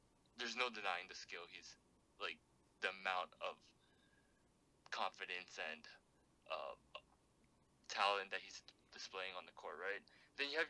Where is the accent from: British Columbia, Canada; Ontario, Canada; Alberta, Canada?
Ontario, Canada; Toronto; we are from Toronto, so our favorite team, our hometown team, is the Toronto Raptors